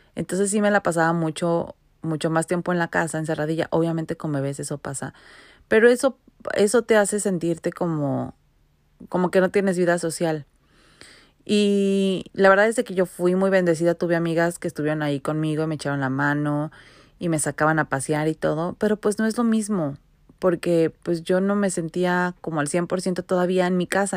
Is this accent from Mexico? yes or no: yes; Mexico City, Mexico; moved away as an adult; now in Vancouver, Canada